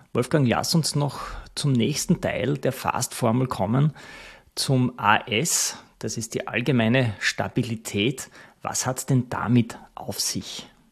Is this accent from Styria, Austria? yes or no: yes; Styria, Austria; Ich komme aus der Steiermark, aus dem Land der Kürbisse.